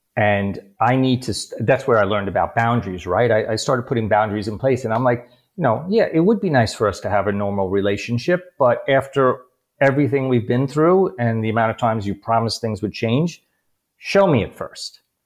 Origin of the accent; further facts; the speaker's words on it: New York City, New York, United States; also born or lived in Bronx / Queens / Long Island / Upper East Side; a new york city kid grew up with an abusive alcoholic father.